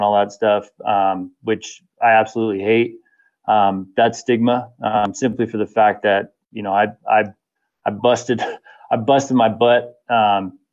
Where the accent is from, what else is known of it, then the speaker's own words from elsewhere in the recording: Temecula, California, United States; also born or lived in Valencia, California; I grew up in a little town. Well, it was little, it's huge now, just like every city in California, but in Temecula, which is the southern wine country of California